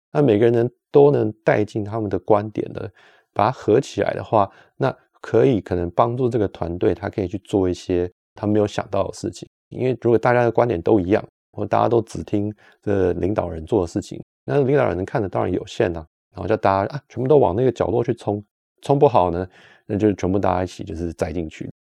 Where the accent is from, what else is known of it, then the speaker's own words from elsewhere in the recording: Taiwan; moved away as an adult; now in Switzerland; 从小在台湾，呃，学跟人家互动合作啊